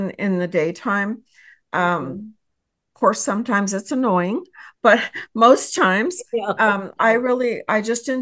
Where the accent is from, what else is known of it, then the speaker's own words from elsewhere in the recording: Texas, United States; I hail from Texas